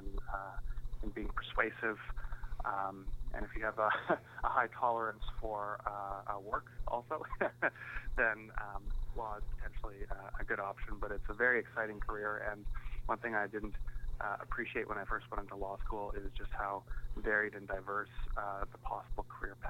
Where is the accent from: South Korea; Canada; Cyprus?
Canada; Yellowknife, Northwest Territories; moved away; I'm from Yellowknife Northwest Territories